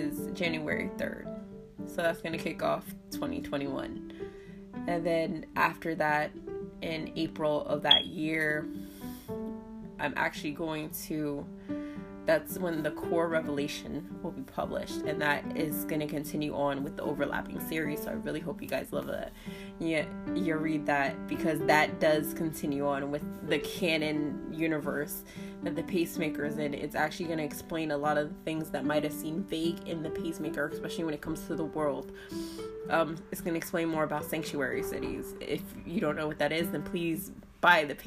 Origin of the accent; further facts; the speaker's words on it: New Jersey, United States; I'm from Jersey, so we're very sarcastic people